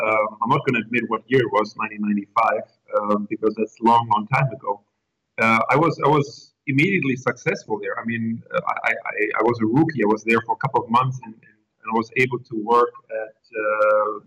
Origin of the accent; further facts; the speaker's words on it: Germany; English is a second language; moved away as an adult; also born or lived in Coventry, England; as you can, probably hear by the accent and by the name, I was born in Germany. In a rural area